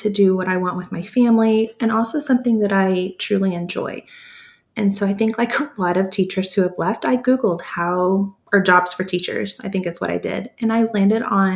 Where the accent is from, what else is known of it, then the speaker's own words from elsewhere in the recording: Texas, United States; I'm from Texas